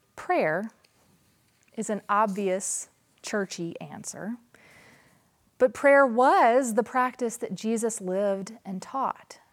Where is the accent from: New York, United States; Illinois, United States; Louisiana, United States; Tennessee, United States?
Tennessee, United States; Nashville; moved away as an adult; also born or lived in New Mexico; I moved from my hometown of Nashville to rural New Mexico